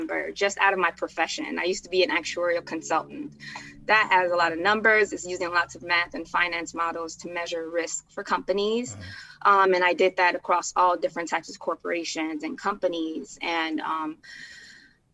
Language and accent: English; Chicago, Illinois, United States; I was born in Chicago